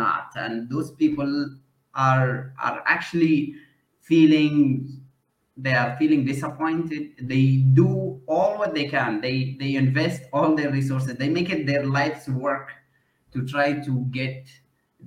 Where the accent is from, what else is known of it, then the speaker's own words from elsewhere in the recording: Yemen; moved away as an adult; also born or lived in India / Malaysia; I am from Yemen